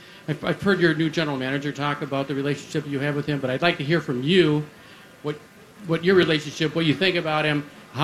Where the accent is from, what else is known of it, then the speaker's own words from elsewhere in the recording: Thunder Bay, Ontario, Canada; I'm from Thunder Bay, Ontario.